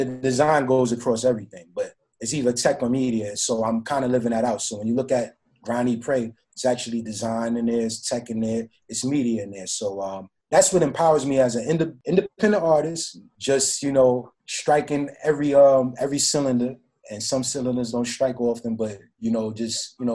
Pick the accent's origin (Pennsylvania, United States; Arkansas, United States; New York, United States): New York, United States; New York City; also born or lived in Florida; I'm from the Bronx.